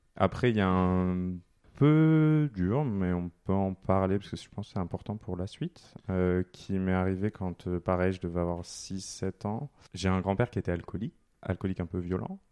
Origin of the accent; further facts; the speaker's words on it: southern France, France; now in Paris, France; je suis pas de Paris à la base, je suis né dans le sud.